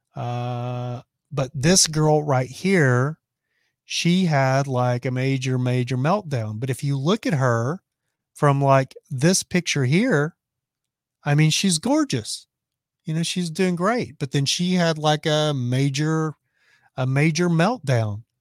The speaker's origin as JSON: {"language": "English", "region": "Texas", "country": "United States", "said": "I'm from Texas"}